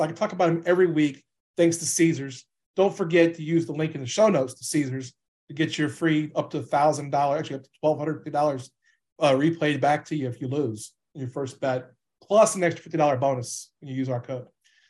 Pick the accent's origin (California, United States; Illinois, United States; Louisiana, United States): Louisiana, United States; I'm from Louisiana